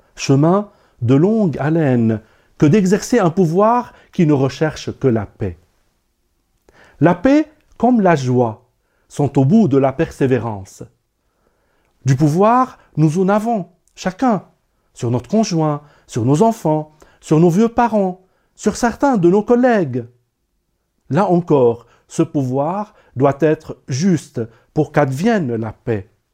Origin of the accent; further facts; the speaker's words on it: Lebanon; moved away; au Liban, mon pays natal.